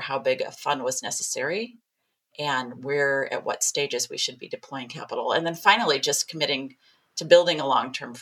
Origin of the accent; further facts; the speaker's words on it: Midwest, United States; we're both from the Midwest